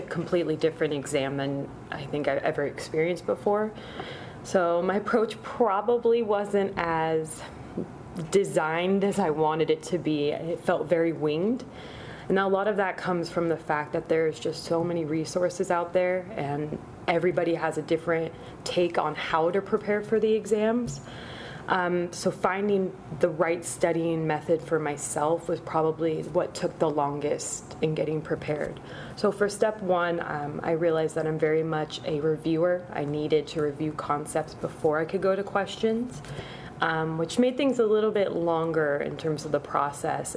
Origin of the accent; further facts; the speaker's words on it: Sacramento, California, United States; also born or lived in Sonoma; born in Southern California, but I spent probably a greater majority of my life in the greater Sacramento area